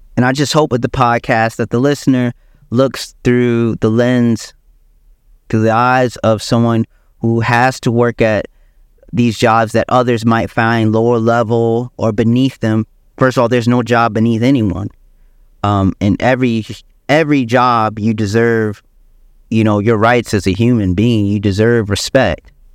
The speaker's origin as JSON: {"language": "English", "region": "South Carolina", "country": "United States", "tie": "born or raised there", "also_born_or_lived": "Michigan", "said": "I was born in Michigan, but I grew up in South Carolina"}